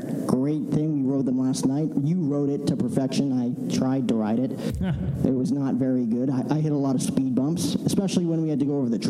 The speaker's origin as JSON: {"language": "English", "region": "New York area", "country": "United States", "said": "I'm from the New York area."}